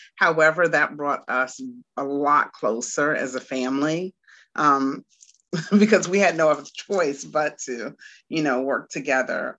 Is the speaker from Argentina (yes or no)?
no; Washington, District of Columbia, United States; now in Garner, United States; am from Washington, D.C., and I currently reside in um, Raleigh, North Carolina, and really not Raleigh, but Garner.